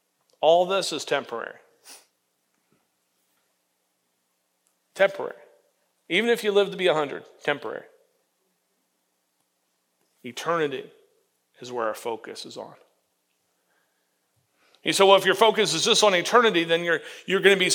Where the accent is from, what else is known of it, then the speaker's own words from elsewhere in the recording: Florida, United States; When I was growing up in Florida, behind my parents' house, we had two orange trees